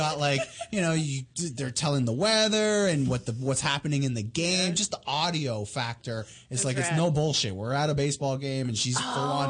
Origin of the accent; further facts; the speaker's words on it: Toronto, Ontario, Canada; Toronto, my hometown